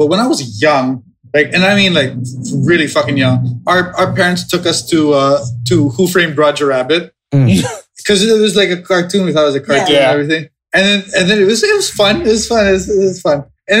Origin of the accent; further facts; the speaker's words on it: Philippines; moved away; I grew up in Cagayan.